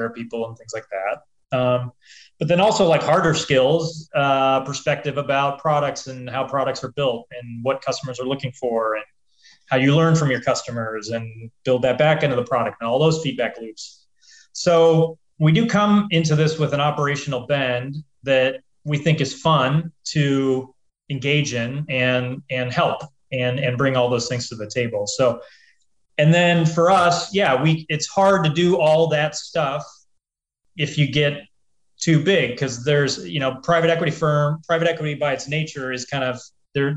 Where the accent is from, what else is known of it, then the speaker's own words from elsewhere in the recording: Des Moines, Iowa, United States; also born or lived in Chicago, Illinois; So I grew up in Iowa, grew up in Des Moines, Iowa. I was born in Chicago, grew up in Iowa though.